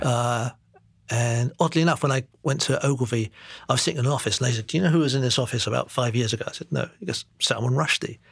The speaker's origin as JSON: {"language": "English", "region": "London", "country": "United Kingdom", "tie": "born or raised there", "also_born_or_lived": "Singapore / Enfield", "moved": "as an adult", "lives_now": "New York, United States", "said": "I grew up in East London, Walthamstow"}